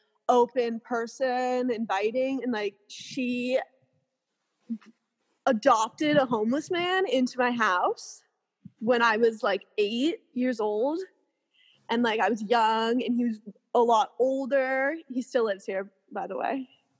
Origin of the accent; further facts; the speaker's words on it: California, United States; born and raised in California